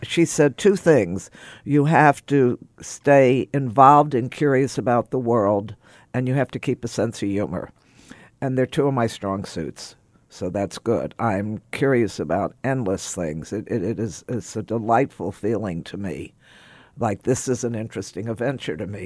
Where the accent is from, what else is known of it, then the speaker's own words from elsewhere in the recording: Texas, United States; growing up in Texas in the fifties